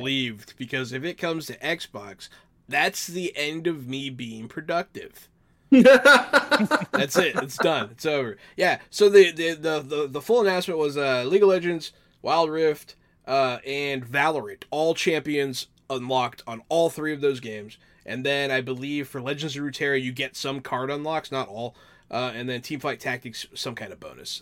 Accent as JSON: {"language": "English", "town": "Pittsburgh", "region": "Pennsylvania", "country": "United States", "tie": "born or raised there", "said": "I was born in Pittsburgh"}